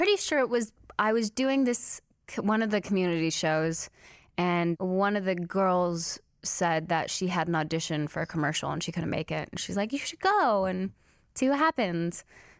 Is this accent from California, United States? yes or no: yes; California, United States; also born or lived in Salinas; I was born in Salinas, California. Mm-hmm. I moved around a ton growing up, so I didn't stay in any place too long, mm-hmm. but always California.